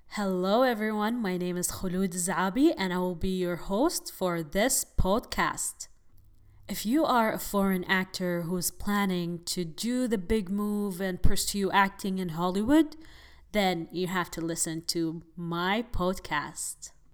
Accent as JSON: {"language": "English", "region": "Abu Dhabi", "country": "United Arab Emirates", "moved": "as an adult", "lives_now": "Los Angeles, United States", "said": "I am originally from United Arab Emirates, Abu Dhabi"}